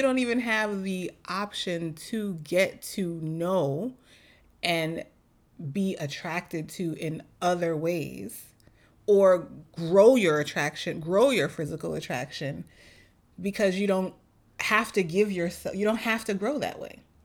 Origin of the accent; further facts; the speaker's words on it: New York City, New York, United States; moved away; as a New Yorker